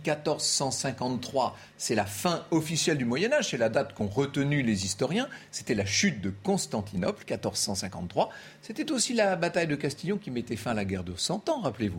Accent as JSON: {"language": "French", "country": "France", "said": "chez nous, en France"}